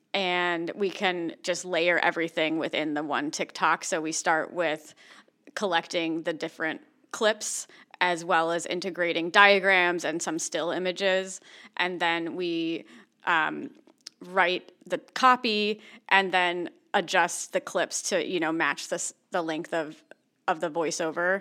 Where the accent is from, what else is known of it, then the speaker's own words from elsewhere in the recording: East Coast, United States; also born or lived in San Francisco Bay Area, California; now in San Diego, United States; I grew up on the East Coast